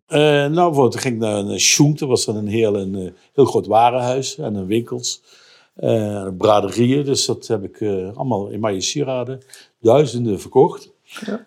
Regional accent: Voerendaal, Limburg, Netherlands; accent: Limburg; moved away; also born or lived in Rotterdam; Uit Voerendaal. Dat is eh, Zuid-Limburg tussen Heel en Maastricht.

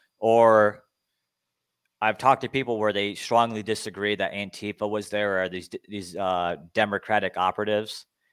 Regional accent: Arizona, United States; I'm from Arizona where the weather's nice.

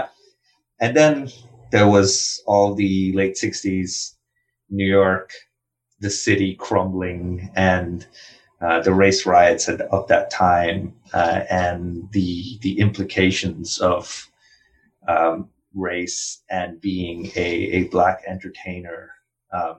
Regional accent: India; English is a second language; moved away as an adult; also born or lived in Philadelphia; as a kid growing up in India

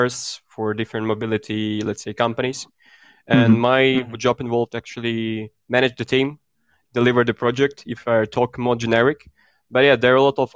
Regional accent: Ukraine; moved away as an adult; also born or lived in Germany / Austria; now in Belgium; I was born in Ukraine, but for past 5 years, I was living abroad.

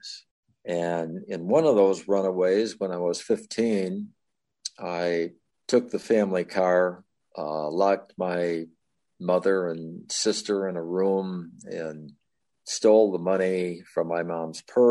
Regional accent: Chicago, Illinois, United States; moved away as an adult; also born or lived in Florida / Oklahoma City; I was raised in the Chicago area where I spent the first 25 years

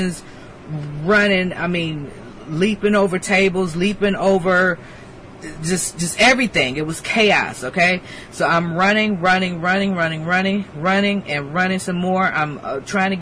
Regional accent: Detroit, Michigan, United States; moved away; also born or lived in Camp Pendleton; I'm from Detroit

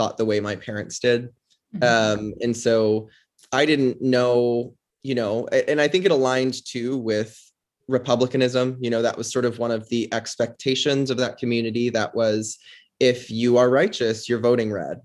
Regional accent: Tucson, Arizona, United States; I grew up in Tucson, Arizona, family of five

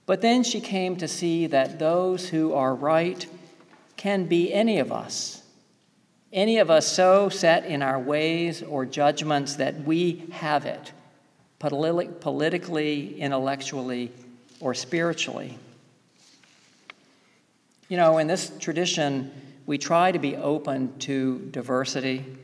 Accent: the South, United States; Growing up in the South

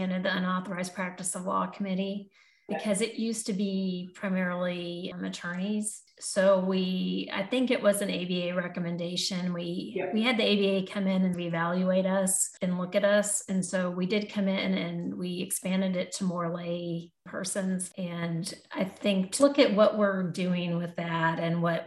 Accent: Iowa, United States; now in Arkansas, United States; I was born in Iowa even

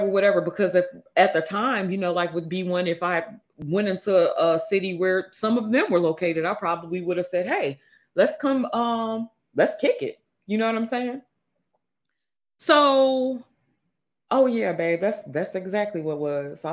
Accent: Mississippi, United States; I'm from Mississippi.

